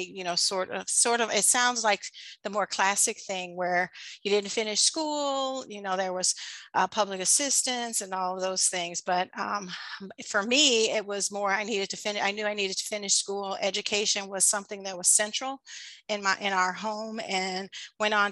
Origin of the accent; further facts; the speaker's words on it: Chicago, Illinois, United States; I grew up on the south side of Chicago